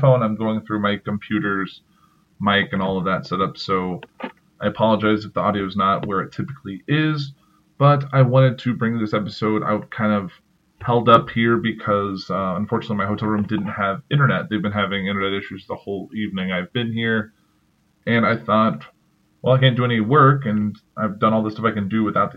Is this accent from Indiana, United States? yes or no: no; Chicago, Illinois, United States; I'm from the Chicago area